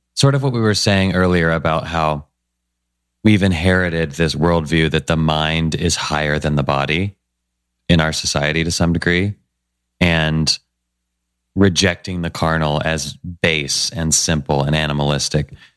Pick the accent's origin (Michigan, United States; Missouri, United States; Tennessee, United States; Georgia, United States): Tennessee, United States; Nashville; I grew up in Nashville, Tennessee, which is a great place